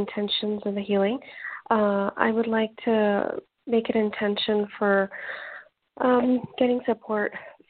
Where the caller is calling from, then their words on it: Toronto, Ontario, Canada; I'm calling from Ontario, Toronto.